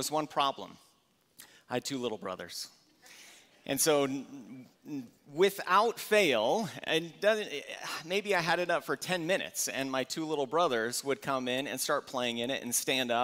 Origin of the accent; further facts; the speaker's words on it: Valley Center, California, United States; I grew up here in Valley Center